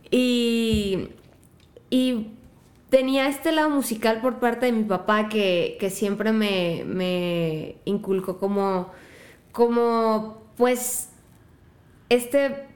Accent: La Piedad, Michoacán, Mexico; Soy de La Piedad. escuchan ese acento tan raro. En realidad es como una mezcla de acentos de todos lados, como ya mutado en algo del norte, pero soy de Michoacán.

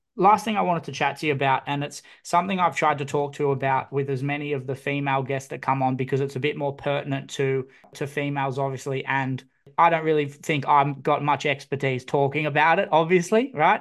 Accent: Newcastle, New South Wales, Australia; I grew up in Newcastle

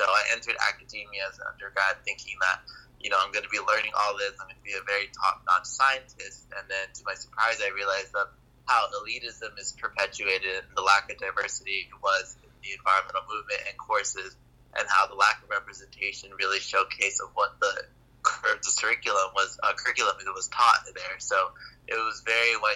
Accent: Los Angeles, California, United States; growing up in Los Angeles, California, where I grew up dealing with global environmental injustices in my own community

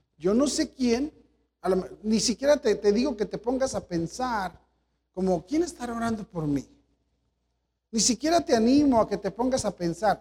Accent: Mexico; nosotros somos mexicanos

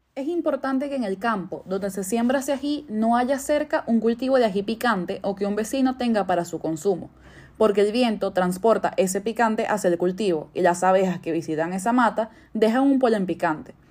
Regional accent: Caracas, Capital District, Venezuela; moved away as an adult; now in Spain; soy de Caracas, Venezuela y me dedico a la cocina

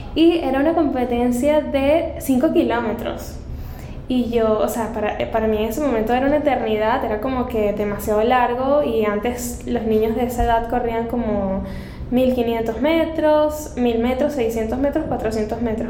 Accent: Caracas, Capital District, Venezuela; moved away as an adult; now in Panama; yo soy de Venezuela, yo nací en Caracas

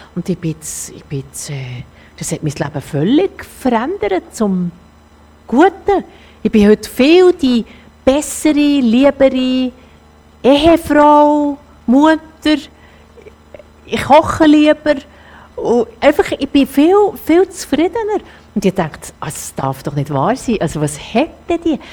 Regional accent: Zürcher Oberland, Zurich, Switzerland; ich komme ja aus dem Zürich-Oberland, das ist alles in meinem Ecken

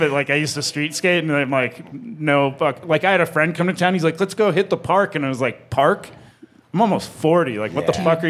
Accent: South Dakota, United States; where I grew up in South Dakota

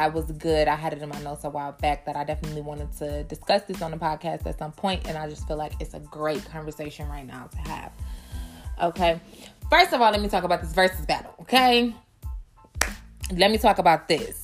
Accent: Midwest, United States; I'm from the Midwest

